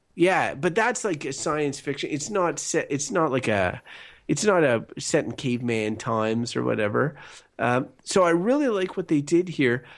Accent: Canada; we're Canadian

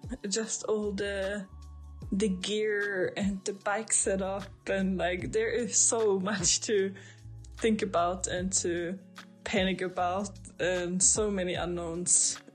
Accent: Austria; English is a second language; moved away as an adult; now in Sweden; I'm from Austria originally, and now I live in Sweden. I moved here 2.5 years ago.

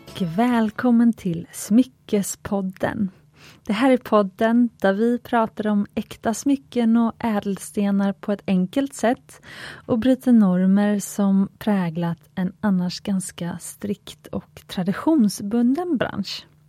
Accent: Gothenburg, Västra Götaland, Sweden; jag är göteborgare

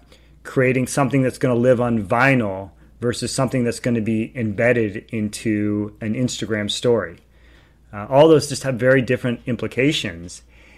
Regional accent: California, United States; also born or lived in New York, United States; so I grew up in California, and when I graduated from college, I ended up spending 2 years in New York

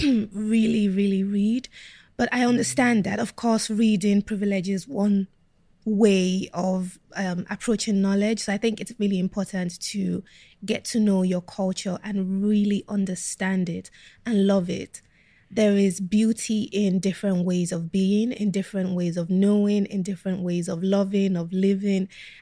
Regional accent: South East England, United Kingdom; when I grew up in Kent, I think apart from my siblings, I was the only Black kid in my school.

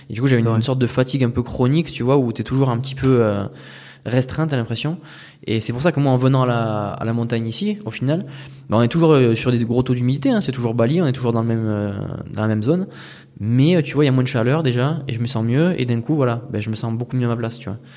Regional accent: France; moved away; Non, moi, j'étais que en France.

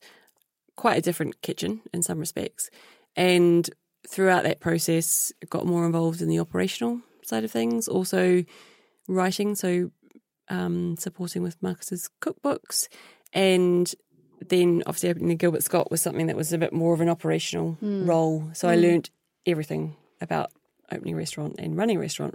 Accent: New Zealand; moved away; my background from growing up in New Zealand

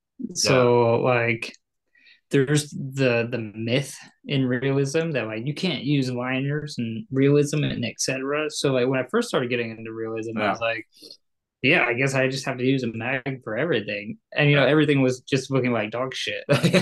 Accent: New York, United States; But, well, I'm from New York. I can drive however fast I want.

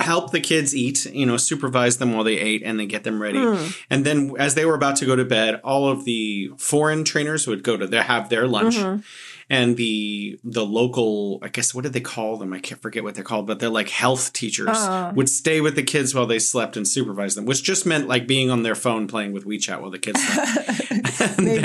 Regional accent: United States; as an American

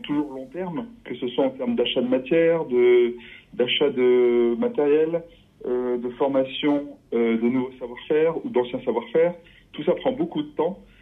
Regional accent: Voreppe, Isère, Auvergne-Rhône-Alpes, France; now in Romans-sur-Isère, France; J'ai grandi à Vorette, en Isère

